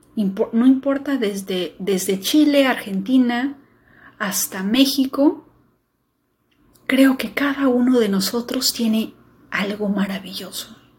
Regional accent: Peru; mi país

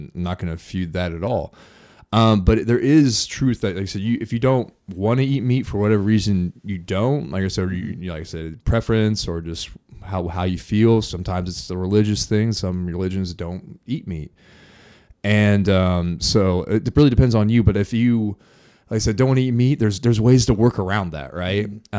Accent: Morristown, Indiana, United States; I was born and raised here in Indiana, small town, Morristown, Indiana, 1,000 people, grew up on a farm

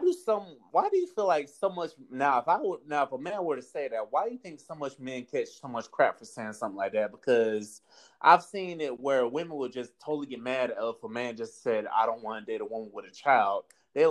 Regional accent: Florida, United States; accent: Southern; also born or lived in North Carolina / Georgia / Texas / Tallahassee, Florida; born and raised in Florida.

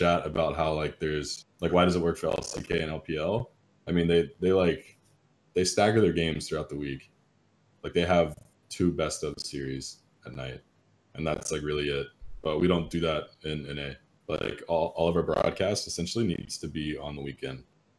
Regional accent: Greensboro, North Carolina, United States; Yeah, I'm from Greensboro. He's from Greenville.

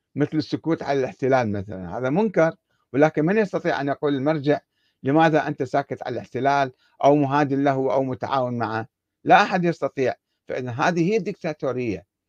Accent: Iraq; احنا عندنا بالعراق

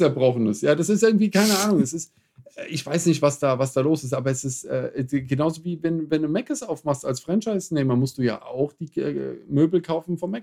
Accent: Germany; ich bin als Deutscher enttarnt

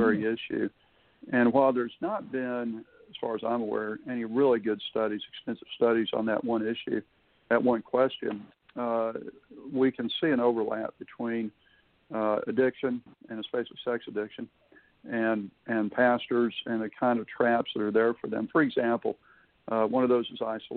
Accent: Houston, Texas, United States; now in Florida, United States; I was raised in Houston

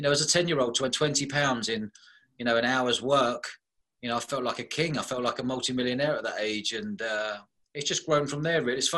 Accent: London, United Kingdom; I grew up above pubs in London as a young kid

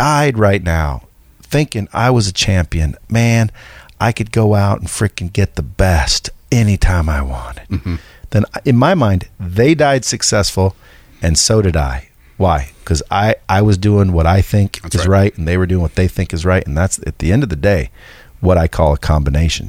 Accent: Cottage Grove, Oregon, United States; I'm from Oregon, small logging town called Cottage Grove

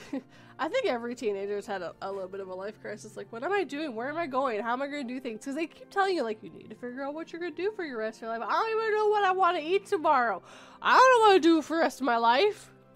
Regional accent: Canada; we have a way smaller population. It's tiny up here.

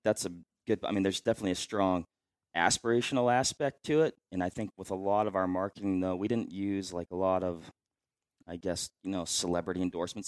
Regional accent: Washington, United States; moved away as an adult; back in Washington State. That's my home state

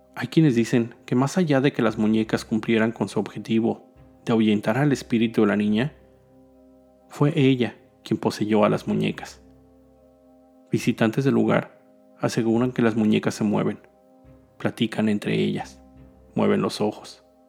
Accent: Mexico City, Mexico; mi ciudad natal

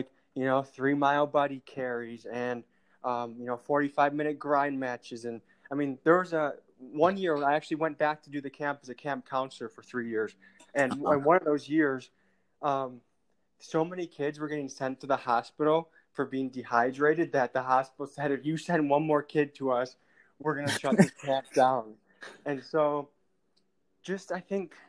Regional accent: Illinois, United States; I was born in Illinois

